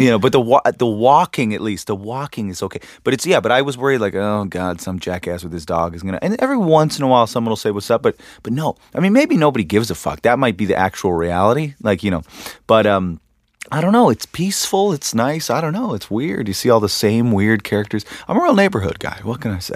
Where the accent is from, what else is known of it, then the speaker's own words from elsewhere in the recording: Canada; I'm from Canada